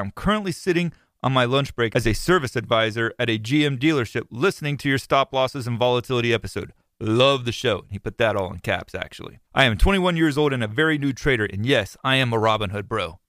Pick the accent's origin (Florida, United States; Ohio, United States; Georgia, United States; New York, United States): Florida, United States; I'm from Florida